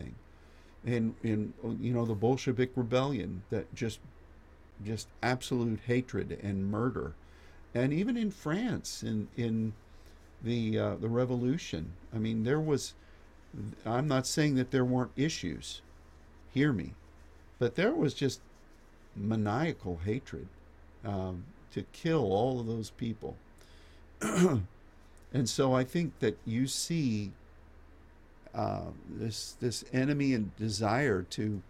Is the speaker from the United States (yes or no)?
yes; United States; as an American